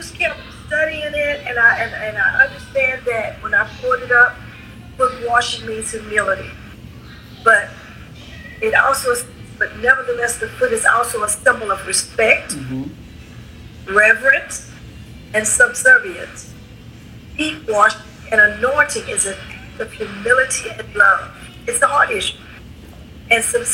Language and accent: English; Beaumont, Texas, United States; I'm a Texan, but I'm not only Texan, I'm a Beaumonter, right? We're Beaumonters. Beaumont means beautiful. So we're beautiful Beaumonters